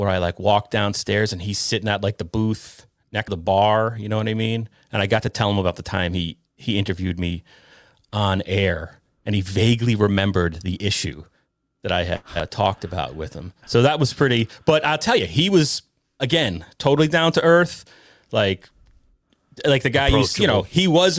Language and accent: English; Ireland; I'm Irish, right? So I'm filming in a bar to me is taboo, you know.